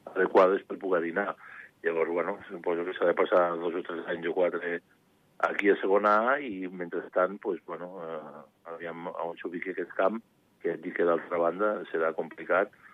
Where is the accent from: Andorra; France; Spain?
Andorra; soc home d'Andorra